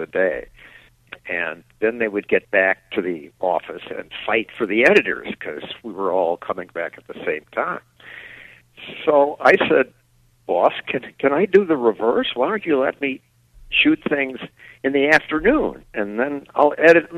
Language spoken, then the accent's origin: English; near Chicago, Illinois, United States; moved away as an adult; also born or lived in Portland, Oregon; I grew up in near Chicago, and it's got much better weather